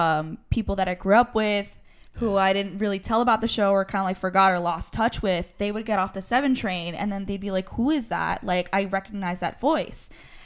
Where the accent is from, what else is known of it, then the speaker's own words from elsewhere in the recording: New York, United States; born and raised in New York, yes. But I try to go to Colombia like every year, every other year or so.